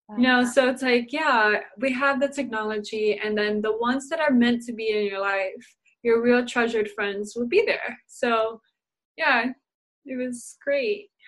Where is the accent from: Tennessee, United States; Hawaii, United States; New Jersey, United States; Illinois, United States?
Illinois, United States; Chicago; moved away; You're in my hometown